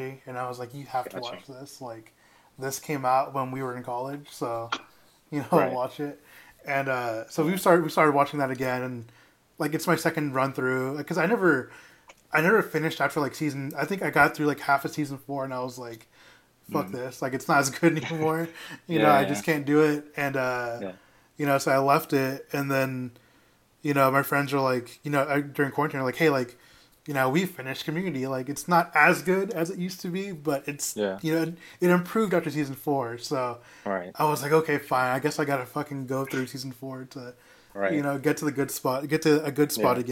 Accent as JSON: {"language": "English", "town": "Dallas", "region": "Texas", "country": "United States", "said": "I'm from Dallas"}